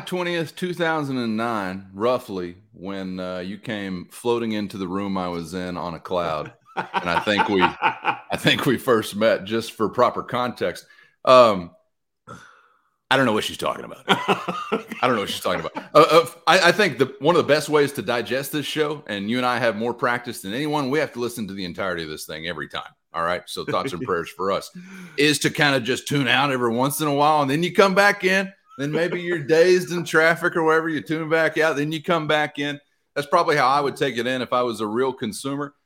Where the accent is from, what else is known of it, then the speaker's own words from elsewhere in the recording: Lamb County, Texas, United States; I'm from Lamb County.